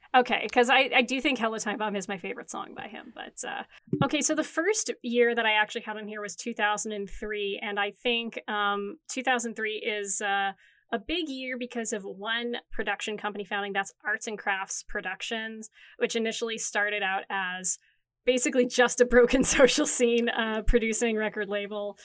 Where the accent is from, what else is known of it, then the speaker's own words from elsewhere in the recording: Timmins, Ontario, Canada; moved away as an adult; now in Toronto, Canada; as a kid growing up in Timmins, Ontario